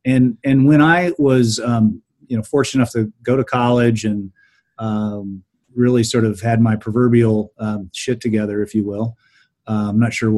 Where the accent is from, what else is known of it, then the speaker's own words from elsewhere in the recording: Mid-Ohio Valley, United States; So I grew up in in the Mid Ohio Valley, and families from West Virginia, and saw a lot of poverty.